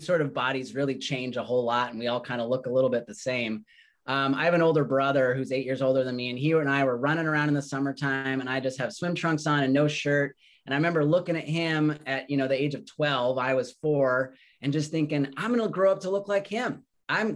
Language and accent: English; Redmond, Washington, United States; also born or lived in Colorado; I grew up in Redmond, Washington. We moved there when I was about 7 years old. I was originally born in Colorado